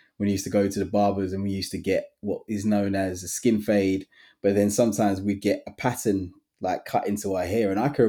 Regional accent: England, United Kingdom; Caribbean heritage. Sometimes you can feel a bit isolated. So sometimes I feel as though, okay, I'm too English to go back to Jamaica, but I'm too Jamaican to be classed as English.

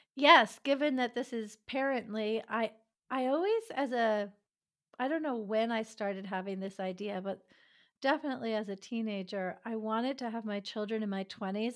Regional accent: suburb of New York City, United States; also born or lived in Greenwich Village, Manhattan / Europe / Maryland / Massachusetts; now in Solano County, California, United States; I was born in Greenwich Village in Manhattan, and I did most of my growing up in a suburb of New York City

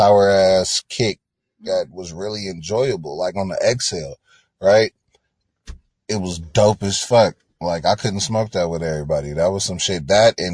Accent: Oakland, California, United States; I'm from Oakland, Black. We grow up real fast.

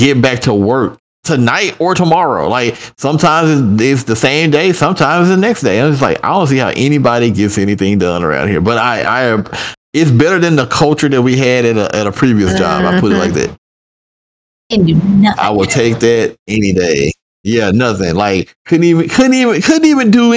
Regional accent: Memphis, Tennessee, United States; moved away; I'm from Memphis

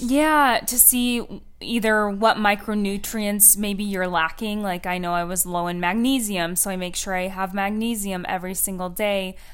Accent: Washington, United States; moved away; I'm from Washington

